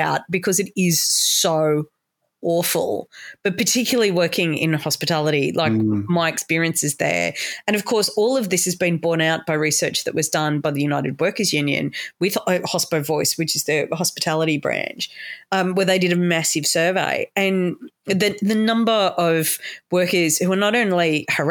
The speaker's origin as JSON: {"language": "English", "town": "Sydney", "region": "New South Wales", "country": "Australia", "moved": "yes", "said": "I'm very proud to be from New South Wales. And I'm so old. I came from Sydney when Sydney was fun"}